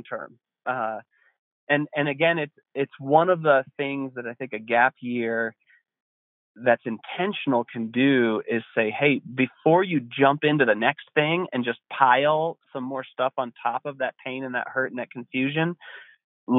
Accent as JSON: {"language": "English", "town": "Estes Park", "region": "Colorado", "country": "United States", "tie": "born or raised there", "lives_now": "Winter Park, United States", "said": "I grew up in Estes Park, which is across the mountains from where I am now"}